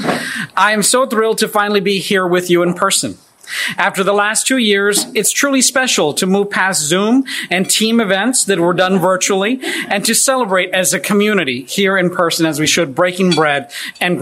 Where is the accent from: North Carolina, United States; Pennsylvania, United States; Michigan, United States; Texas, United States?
Texas, United States; I was born and raised in Texas